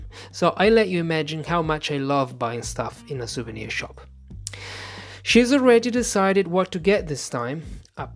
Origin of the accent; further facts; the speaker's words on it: Italy; English is a second language; As soon as we say Italy